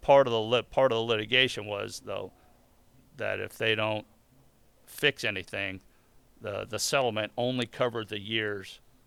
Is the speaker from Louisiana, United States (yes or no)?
yes; New Orleans, Louisiana, United States; Right? I'm from New Orleans. I got to be a Saints fan.